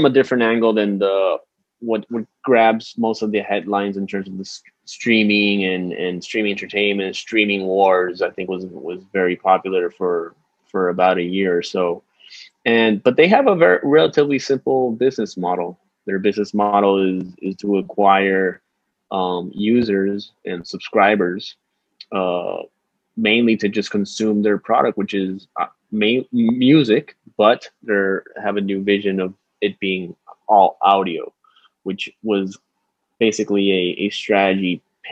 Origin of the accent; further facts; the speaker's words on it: San Juan, Puerto Rico; I'm from San Juan, Puerto Rico. I came back here after finishing my 2-year analyst program